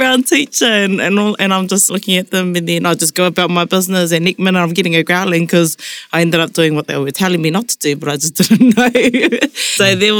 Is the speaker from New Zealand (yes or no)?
yes; New Zealand; first language Māori; English is a second language; I grew up in Te Reo Māori, so that was my first language